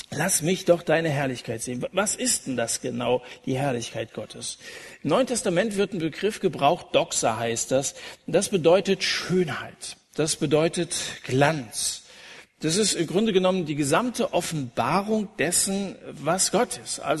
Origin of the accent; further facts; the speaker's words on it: Dillenburg, Hesse, Germany; Ich liebe meine Heimatstadt Dillenburg.